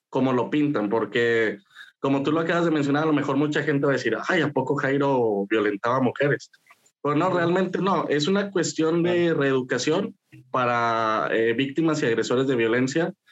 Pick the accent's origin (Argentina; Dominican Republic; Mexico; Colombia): Mexico; Saltillo, Coahuila; born or raised there